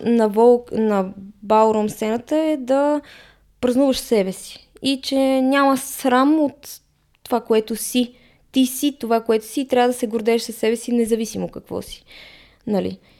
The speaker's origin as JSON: {"language": "Bulgarian", "country": "Bulgaria", "said": "ние сме българи"}